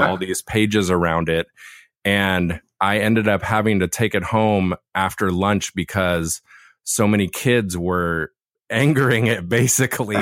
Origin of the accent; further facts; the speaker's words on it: Laguna, California, United States; Where I was born and raised down in Laguna